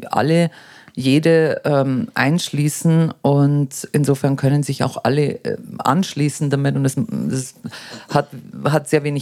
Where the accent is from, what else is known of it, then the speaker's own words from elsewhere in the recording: Germany; dass man nämlich äh, sich selber, so gerade wir als Deutsche, so, so ein schweres Schicksal ähm, äh, äh, vor sich herträgt